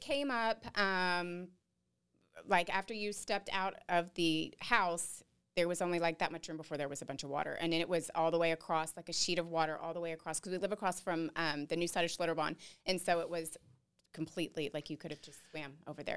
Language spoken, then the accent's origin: English; Dallas, Texas, United States; moved away as an adult; now in New Braunfels, United States; we're both from the Denton, Dallas area